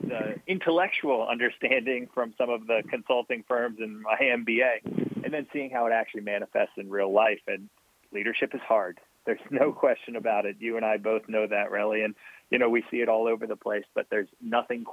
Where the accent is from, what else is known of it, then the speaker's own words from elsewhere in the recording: Maryland, United States; now in West Coast, United States; I grew up in Maryland. I've spent time just about everywhere on the East Coast